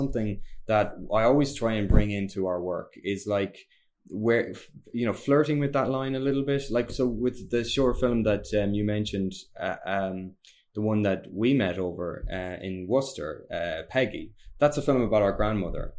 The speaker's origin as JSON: {"language": "English", "country": "Ireland", "said": "we're Irish"}